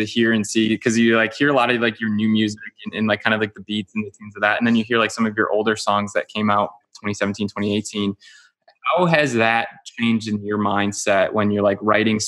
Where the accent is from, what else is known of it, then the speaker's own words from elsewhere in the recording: Chicago, Illinois, United States; we're actually both from Chicagoland area